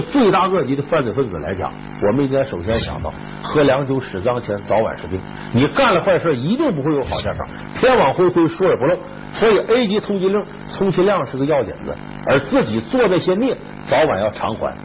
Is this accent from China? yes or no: yes; Northeast China, China; accent: Northeastern; 咱们东北话叫撕巴起来了